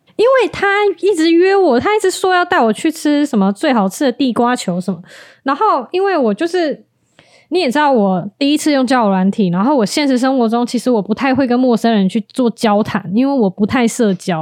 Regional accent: Tainan, Taiwan; 我是台南人

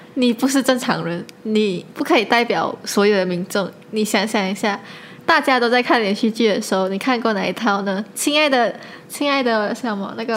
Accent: Malaysia; 我一直做一个马来西亚人

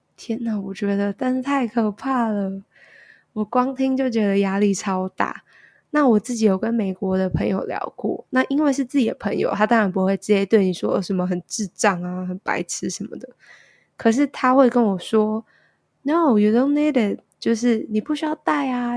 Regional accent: Taiwan; now in United States; 身为一个台湾人

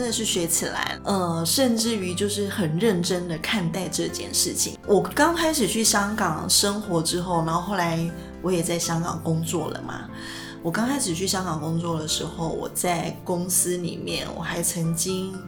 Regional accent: Taiwan; 我们台湾人

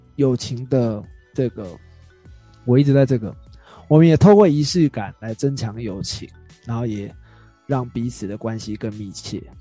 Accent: Taiwan; 我们台湾人

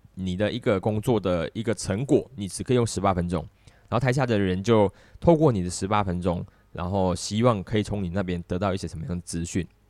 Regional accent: Malaysia; 我们在东南亚的中心

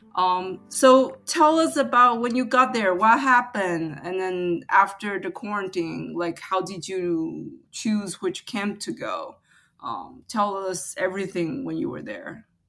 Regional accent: Taiwan; now in United States; I grew up in Taiwan

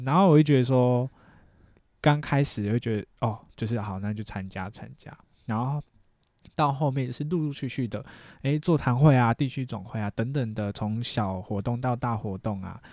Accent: Chiayi, Taiwan; also born or lived in Taipei; 我跟着妈妈一起下来嘉义住

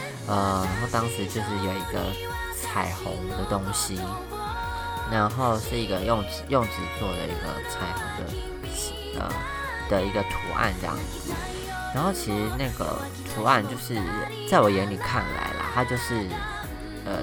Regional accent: Taiwan; now in Taichung, Taiwan; 然后因为我从台湾搬来台中嘛，那这些东西其实都在老家

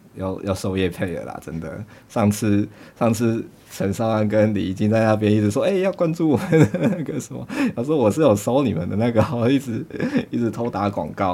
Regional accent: Nantou County, Taiwan; 我是南投人

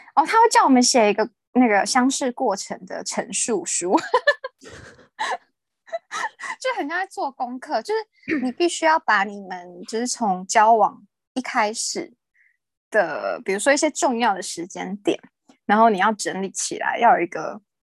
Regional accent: Taiwan; moved away as an adult; now in Hong Kong; 我系台湾人

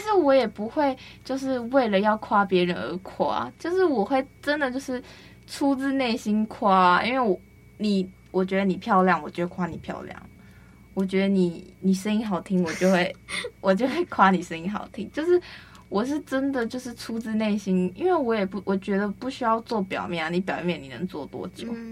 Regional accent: Penghu County, Taiwan; moved away; 就我可能回去澎湖的时候

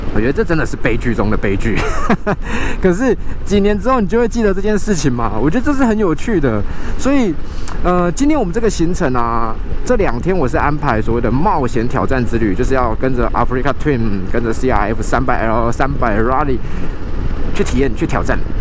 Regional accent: Kaohsiung, Taiwan; 所以从小呢，我们就在高雄长大

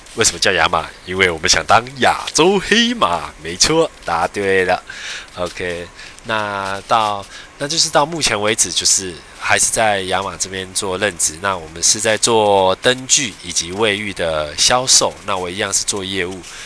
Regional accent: Chiayi, Taiwan; now in Taipei, Taiwan; 我是嘉义人，我来自嘉义，然后，呃，我现在在台北工作

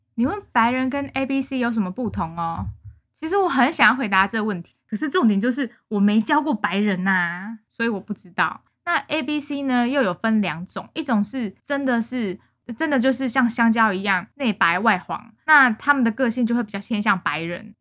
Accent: Taiwan; moved away; 我台湾人啊

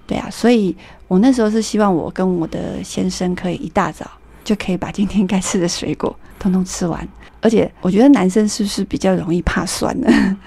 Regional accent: Taiwan; 我们台湾

